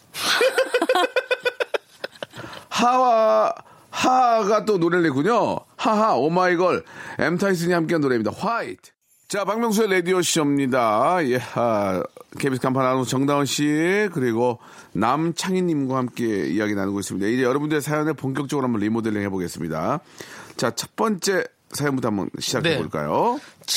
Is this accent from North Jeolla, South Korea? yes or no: yes; Gunsan, North Jeolla, South Korea; moved away; 군산 앞바다집이었어요